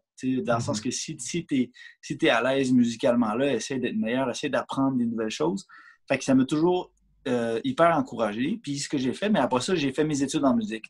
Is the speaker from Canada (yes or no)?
yes; Canada; je, demeure au Canada. Je suis né au Canada.